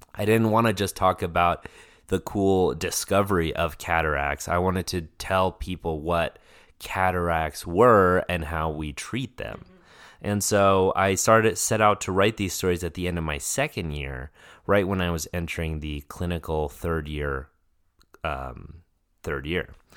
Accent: Denver, Colorado, United States; moved away as an adult; I grew up in Denver, Colorado

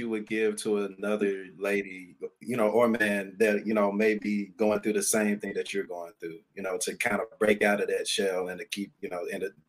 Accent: Memphis, Tennessee, United States; We're certified Memphian, so we're all from Memphis

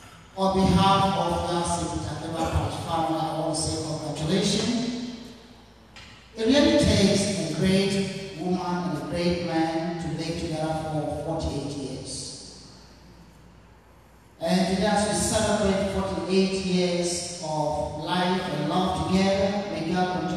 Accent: Ghana; moved away; I'm originally from Ghana

